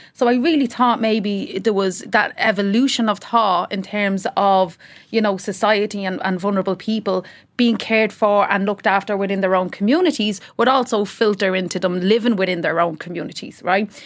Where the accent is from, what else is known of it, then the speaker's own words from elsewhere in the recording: Dublin, Leinster, Ireland; also born or lived in Tallaght; we came from Ballymun, so we, I was in Ballymun Flats